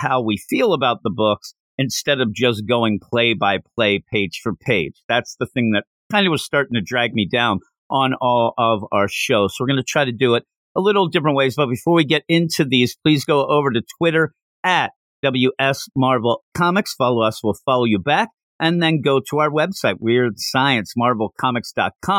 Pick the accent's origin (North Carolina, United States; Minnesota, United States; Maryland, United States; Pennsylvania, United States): Pennsylvania, United States; I'm from Pennsylvania